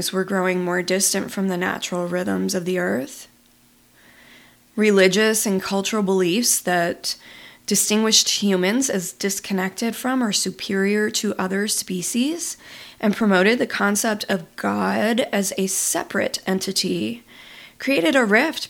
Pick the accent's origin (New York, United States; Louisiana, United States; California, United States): New York, United States; Buffalo; moved away as an adult; I grew up in Buffalo, New York